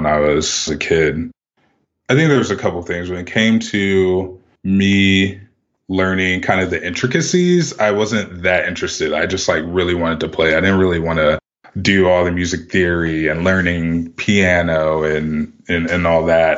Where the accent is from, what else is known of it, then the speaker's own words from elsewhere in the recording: Columbus, Ohio, United States; also born or lived in Lithopolis, Ohio; I'm originally from Columbus, Ohio. I grew up in the city up through seventh grade